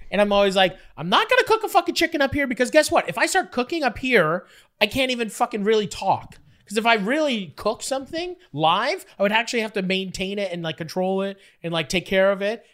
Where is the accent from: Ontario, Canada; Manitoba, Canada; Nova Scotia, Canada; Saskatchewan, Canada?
Ontario, Canada; Fort Erie; also born or lived in Buffalo, New York; I grew up in Fort Erie, and so it's like buffalo wings is like our, that's our whole entire thing.